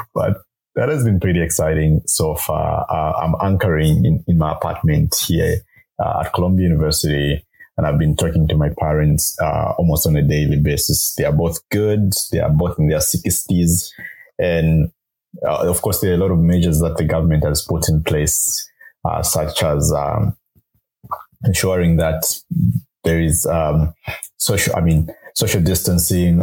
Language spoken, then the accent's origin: English; Kitwe, Copperbelt Province, Zambia; I grew up uh, in uh, Kitwe on the copper belt province of Zambia